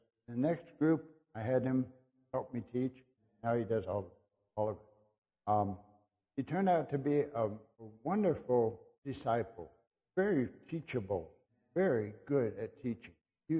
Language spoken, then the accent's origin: English; Brazil; because I've been so many places, I grew up in Brazil